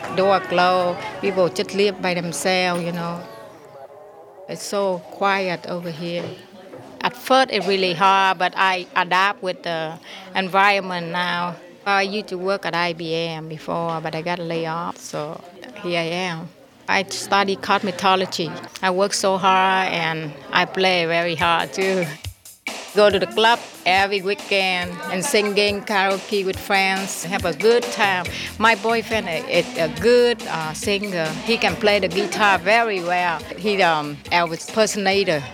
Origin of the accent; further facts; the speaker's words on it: Ho Chi Minh City, Vietnam; English is a second language; now in San Jose, United States; I'm from Vietnam with my whole family. Saigon is our city. I grew up on there.